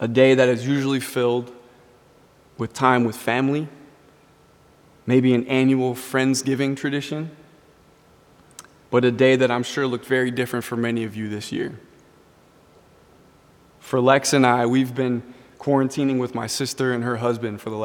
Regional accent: Richfield, Minnesota, United States; growing up in Richfield, there were always planes flying over my house. We were 10 minutes from the airport.

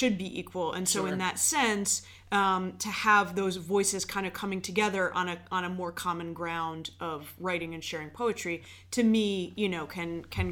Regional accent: Bethesda, Maryland, United States; also born or lived in Iowa; now in Baltimore, United States; I grew up in Bethesda. So I lived from, like, when I was 5 years old to when I went off to school here

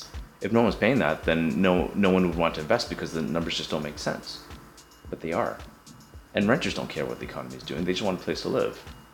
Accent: Markham, Ontario, Canada; you know, like I came from Markham, so I understand what the benefits of living in Markham are, the green space and the quietness and all that kind of stuff.

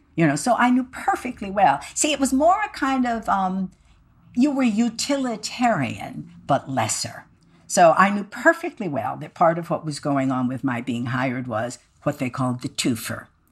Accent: Midwest, United States; being a Midwesterner

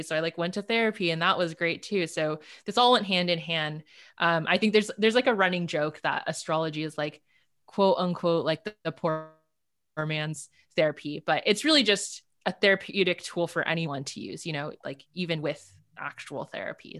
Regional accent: Los Angeles, California, United States; also born or lived in Berkeley, California; I grew up in L A. I grew up actually in the South Bay of L

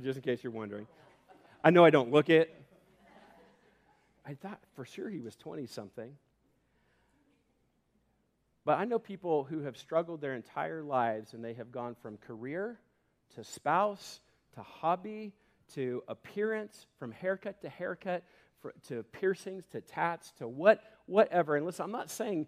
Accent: Homedale, Idaho, United States; I grew up in Homedale and had a lot of great friends

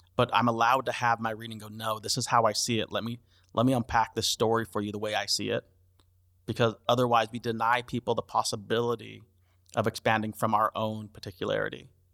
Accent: United States; Yes, I'm American. Yes, I'm a few generations in.

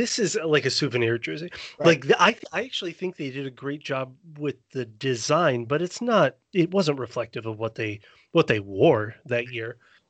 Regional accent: Indianapolis, Indiana, United States; I grew up in Indy

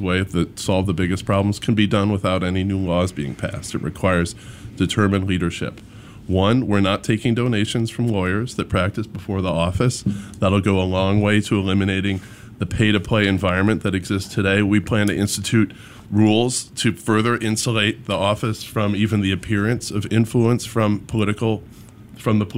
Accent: Chicago, Illinois, United States; also born or lived in Oak Park, Illinois; I'm from here. I grew up in Hyde Park. Went to Kenwood Academy. I live in Oak Park with my family

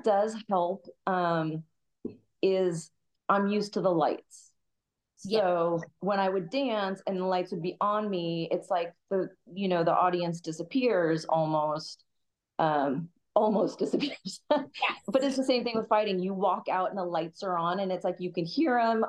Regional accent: Kansas City, Missouri, United States; moved away as an adult; now in San Diego, United States; I grew up in Kansas City back in 99. I grew up dancing

